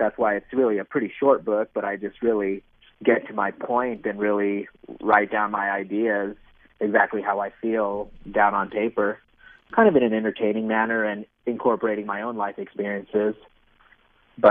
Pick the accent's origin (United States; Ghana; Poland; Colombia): United States; Nevada; moved away as an adult; also born or lived in Massachusetts / Arizona; I grew up in Nevada